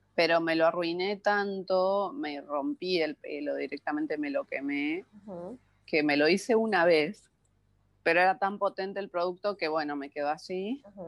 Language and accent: Spanish; San Luis, Argentina; now in Buenos Aires, Argentina; nací en la ciudad de San Luis, que queda a 800 kilómetros de capital de, Buenos Aires, que es donde vivo ahora